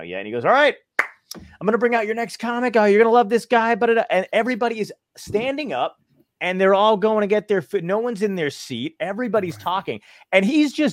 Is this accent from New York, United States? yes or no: yes; New York City, New York, United States; I grew up in Brooklyn